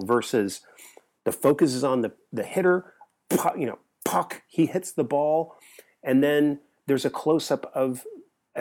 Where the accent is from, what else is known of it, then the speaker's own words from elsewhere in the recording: Bay Area, California, United States; growing up in the Bay Area